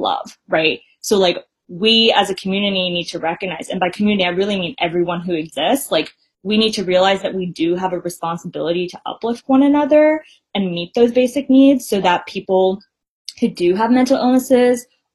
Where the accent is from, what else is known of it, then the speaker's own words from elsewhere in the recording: Bay Area, California, United States; being someone who was raised in the Bay Area